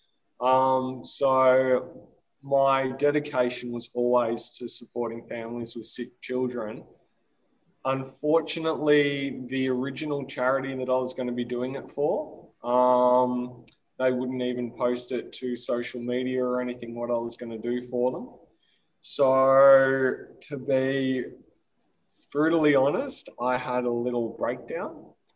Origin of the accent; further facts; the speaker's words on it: Australia; my hometown, 4 hours north of Melbourne